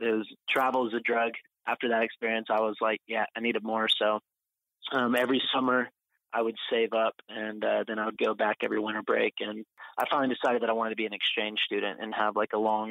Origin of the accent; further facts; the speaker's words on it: Oklahoma City, Oklahoma, United States; moved away as an adult; also born or lived in Austin, Texas; now in Europe; I was born in Austin, Texas, and then I grew up in Oklahoma City. And I moved to Europe when I was 18